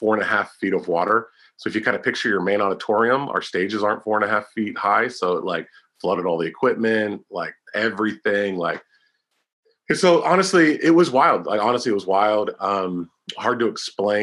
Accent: Pennsylvania, United States; 2007 to 2009 in my home state, Pennsylvania

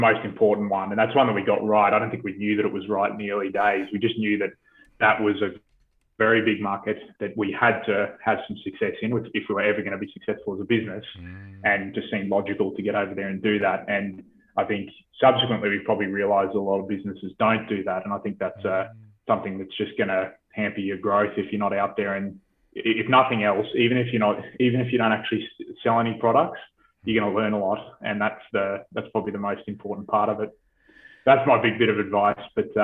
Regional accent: Australia; coming in as an Aussie, it's a very sort of, I think it's, we have a very endearing sort of culture, and we're well liked as a nation overseas

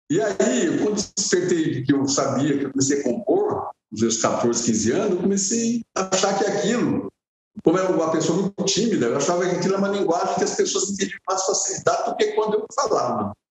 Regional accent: Conceição da Aparecida, Minas Gerais, Brazil; moved away; also born or lived in Guarulhos; eu na verdade eu não sou de São Paulo, sou de Minas Gerais, né, como eu falei antes. Eu sou de Conceição de Aparecida, perto de Capitólio, né, onde está Furnas

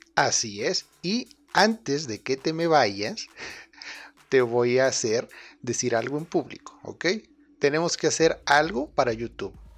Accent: Spain; soy de España.

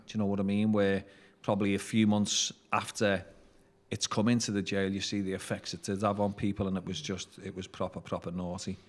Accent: Liverpool, North West England, United Kingdom; I was born in Vauxhall Gardens in nineteen seventy

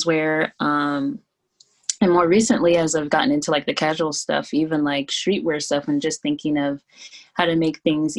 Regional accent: Columbus, Ohio, United States; moved away as an adult; also born or lived in Florida; now in New York, United States; I grew up in Columbus, Ohio. So I was there through college

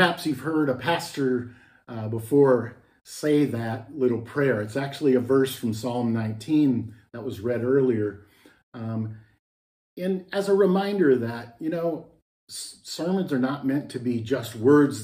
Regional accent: Texas, United States; moved away as an adult; also born or lived in Minnesota; I grew up in Texas for most of my life, but then moved to Minnesota when I was in my 20s

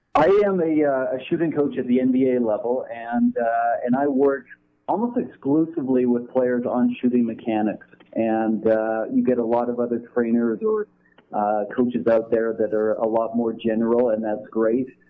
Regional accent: Canada; I grew up in Canada? I still live in Canada

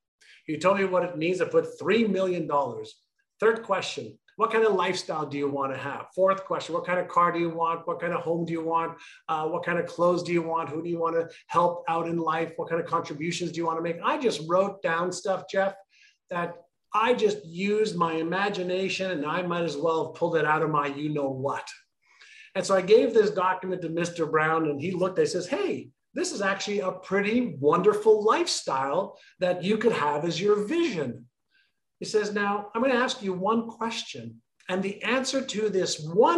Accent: Montreal, Quebec, Canada; moved away as an adult; also born or lived in Israel / Toronto; when I immigrated from Israel to Montreal, it wasn't by choice.

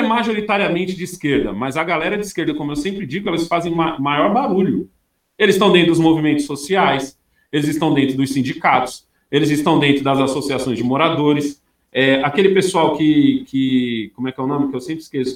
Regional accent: São Paulo, Brazil; moved away as an adult; also born or lived in São Caetano do Sul; now in Australia; eu nasci em São Caetano, mas minha mãe, a vivência minha foi toda entre ali a Vila Prudente e a Moca

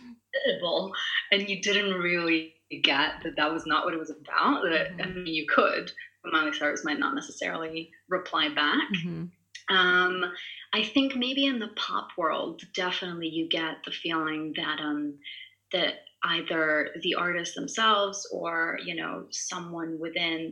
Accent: Italy; first language Italian; English is a second language; I'm Italian. So my mother tongue is Italian. I was raised in Italy.

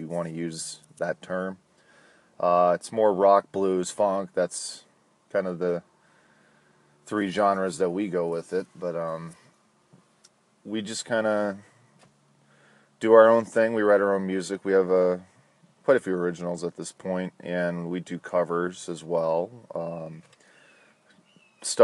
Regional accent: Minnesota, United States; now in Florida, United States; I was born in Minnesota. I now live in Florida

